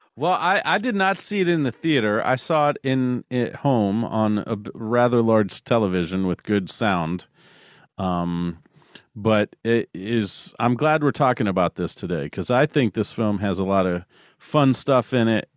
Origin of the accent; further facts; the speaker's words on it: Ohio, United States; I'm from Ohio